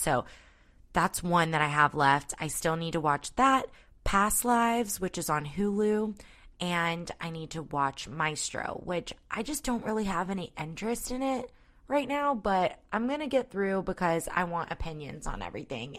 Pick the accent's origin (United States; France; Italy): United States; North Point, Georgia; I grew up closer to North Point